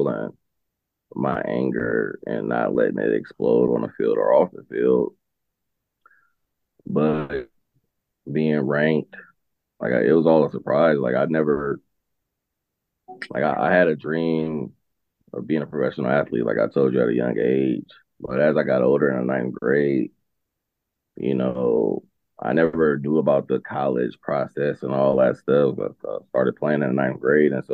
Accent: Los Angeles, California, United States; growing up in South Central

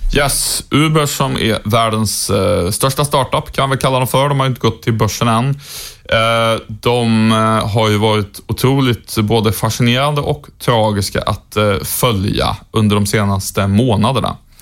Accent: Sweden; svensk journalist

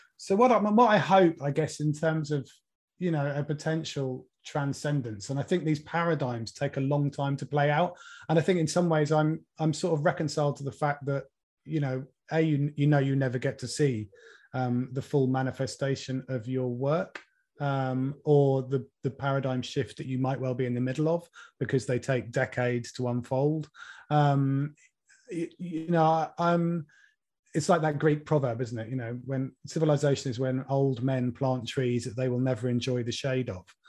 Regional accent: Norwich, East of England, United Kingdom; I was born and brought up in Norwich

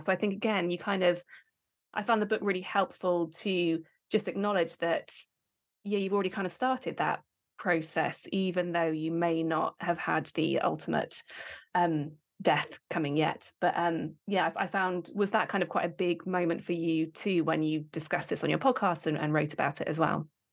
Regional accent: United Kingdom; we are British

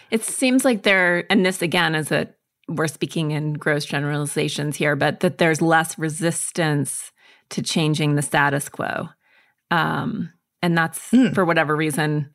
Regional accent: Montana, United States; I grew up in Montana and in the woods, essentially in isolation

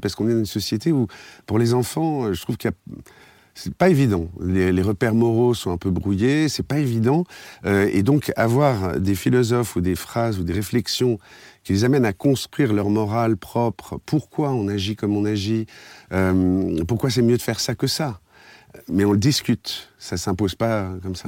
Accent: Paris, Île-de-France, France; je suis un Parisien d'origine

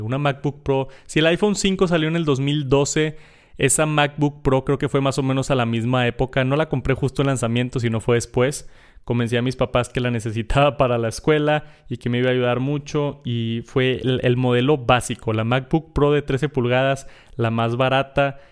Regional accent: Monterrey, Nuevo León, Mexico; yo soy de Monterrey

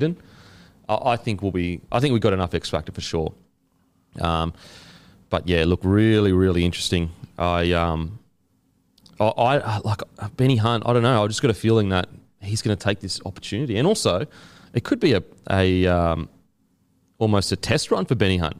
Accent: Queensland, Australia; as a Queenslander

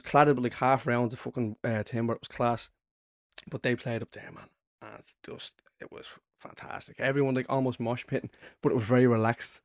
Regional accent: Dublin, Leinster, Ireland; growing up in Ballymore

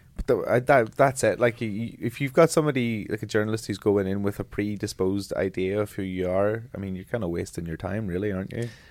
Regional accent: Ireland; being an Irish person and being proud of my Irish culture and heritage

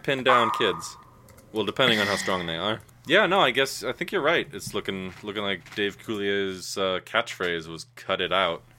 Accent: United States; I was raised in America.

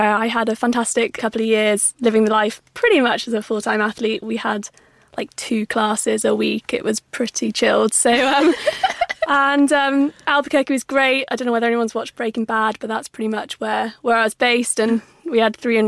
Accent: Cumbria, North West England, United Kingdom; moved away as an adult; also born or lived in Cardiff; I grew up in Cumbria, so I represented Cumbria at all the English schools events

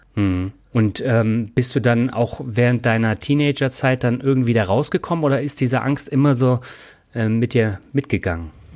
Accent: Reutlingen, Baden-Württemberg, Germany; moved away; meine alte Heimat Reutlingen

